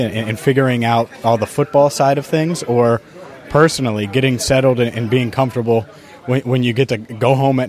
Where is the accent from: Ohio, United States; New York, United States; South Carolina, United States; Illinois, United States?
Ohio, United States; Cincinnati; I've grown up here